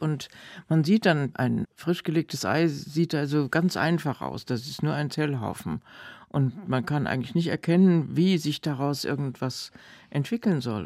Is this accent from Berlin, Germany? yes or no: no; Frankfurt, Hesse, Germany; also born or lived in Thuringian Forest / Heidelberg; nach dem Ende des Zweiten Weltkriegs im Juni, glaube ich, sind wir aus dem Thüringer Wald nach Frankfurt